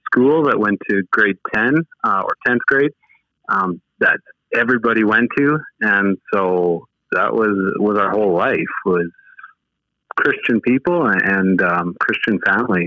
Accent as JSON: {"language": "English", "town": "Riverton", "region": "Manitoba", "country": "Canada", "tie": "born or raised there", "moved": "yes", "lives_now": "Saskatchewan, Canada", "said": "Born and raised in Manitoba, and somehow found my way over to Saskatchewan over the time."}